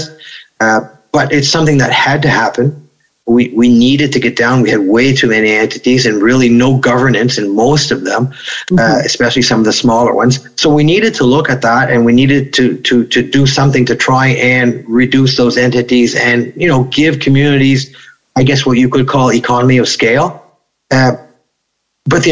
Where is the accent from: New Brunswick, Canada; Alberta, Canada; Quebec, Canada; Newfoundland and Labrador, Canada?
New Brunswick, Canada; Grand Falls; right here at our small hospital in Grand Falls